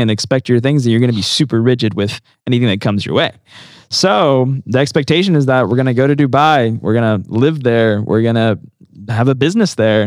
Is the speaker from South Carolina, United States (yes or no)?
yes; South Carolina, United States; also born or lived in Medellin, Colombia / Asheville, North Carolina; now in Alabama, United States; I was raised in South Carolina